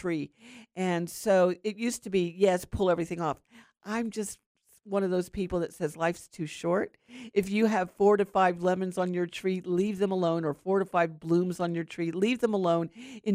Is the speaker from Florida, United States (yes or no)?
yes; Florida, United States; growing up in Florida